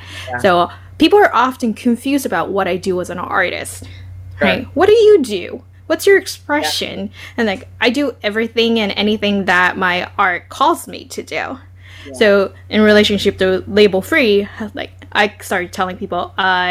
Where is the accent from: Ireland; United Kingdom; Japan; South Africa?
Japan; now in New York, United States; I am originally from Japan